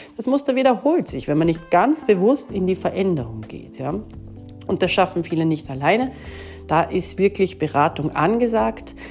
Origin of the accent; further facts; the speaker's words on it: Austria; bei uns in Österreich